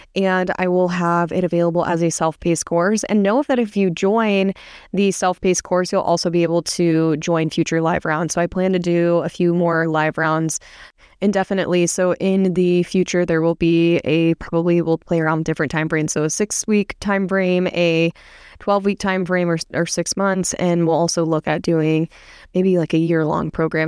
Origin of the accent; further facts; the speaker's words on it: Midwest, United States; now in Newport Beach, United States; I live in Newport Beach, and I'm from the Midwest